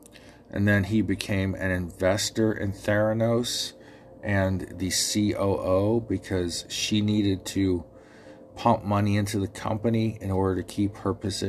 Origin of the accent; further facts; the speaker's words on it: Ohio, United States; accent: Ohio; my Ohio accent gets me sometimes.